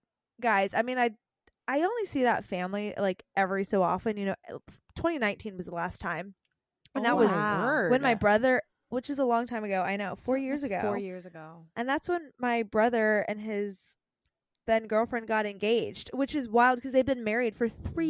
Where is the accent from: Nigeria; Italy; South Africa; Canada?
Canada; So for those listening and don't know me, I am Canadian.